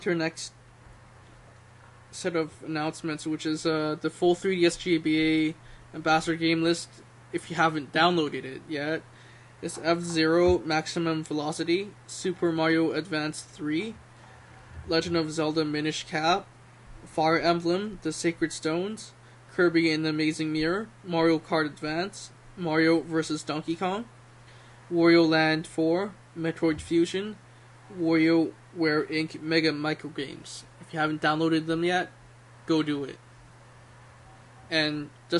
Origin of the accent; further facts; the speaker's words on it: Toronto, Ontario, Canada; that's my hometown